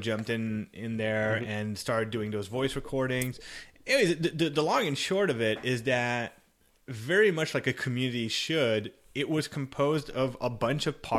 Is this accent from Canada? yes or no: yes; Canada; I'm Canadian.